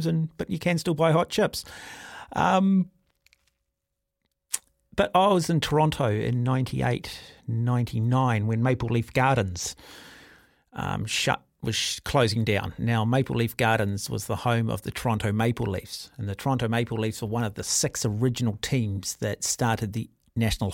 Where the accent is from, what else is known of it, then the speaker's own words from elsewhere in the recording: Auckland, New Zealand; I grew up in Mount Albert and Western Springs is just over the hill